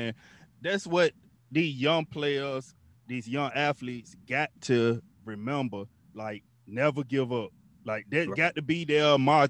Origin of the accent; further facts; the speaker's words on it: Weldon, North Carolina, United States; I'm from Weldon, North Carolina, another small town.